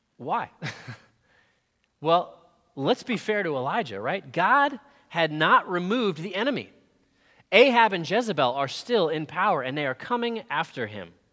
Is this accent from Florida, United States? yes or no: yes; Florida, United States; We're from Florida